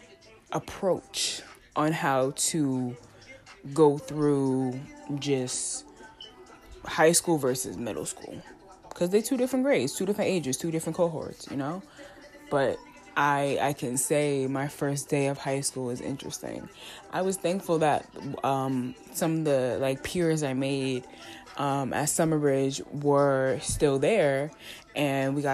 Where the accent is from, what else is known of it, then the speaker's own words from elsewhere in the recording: New York City, New York, United States; I'm a girl from Staten Island, a big girl from Staten Island, a big black girl from Staten Island, who went to a predominantly black school in downtown Brooklyn